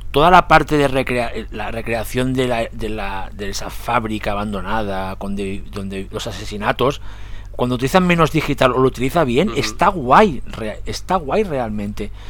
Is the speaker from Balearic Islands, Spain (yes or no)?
no; Catalonia, Spain; soy catalán